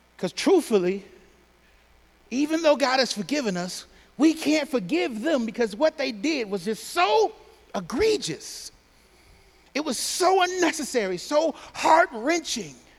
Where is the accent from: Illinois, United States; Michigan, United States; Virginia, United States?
Michigan, United States; Pontiac; I'm from Pontiac.